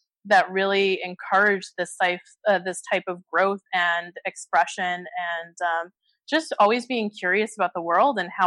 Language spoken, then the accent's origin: English; New York City, New York, United States; moved away as an adult; also born or lived in Connecticut / Boston, Massachusetts; now in Palm Beach, Florida, United States; I'm originally from New York City, and I just moved down to Florida, Palm Beach, Florida, a few months ago